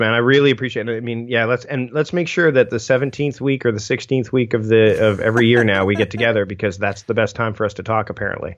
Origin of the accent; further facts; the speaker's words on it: Canada; as a Canadian